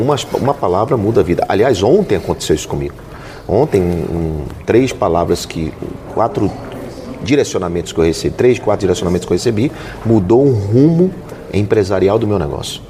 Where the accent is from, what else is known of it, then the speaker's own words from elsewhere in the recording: Belém, Pará, Brazil; moved away as an adult; also born or lived in Amapá / Alagoas; eu nasci no Amapá e fui criado em Belém do Pará